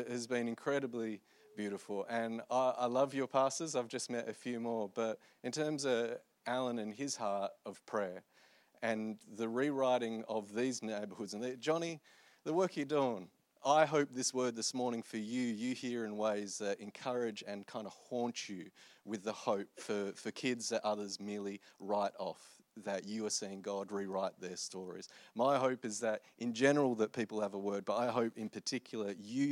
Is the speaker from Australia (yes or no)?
yes; Australia; I'm Australian.